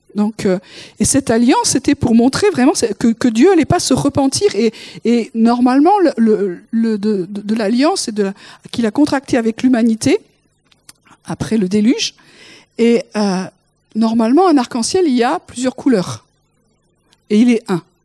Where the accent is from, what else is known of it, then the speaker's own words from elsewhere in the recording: the South, southern France, France; je suis du Sud. J'ai été élevée comme ça